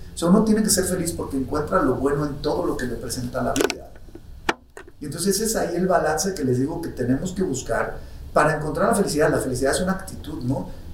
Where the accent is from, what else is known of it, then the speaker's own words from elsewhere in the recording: Mexico; nuestro México queridísimo país del alma, soy más mexicano que el mole